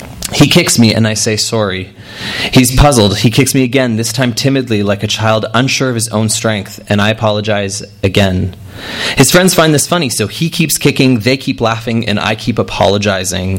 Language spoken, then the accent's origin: English; Edmonton, Alberta, Canada; my experience growing up in Edmonton, Alberta.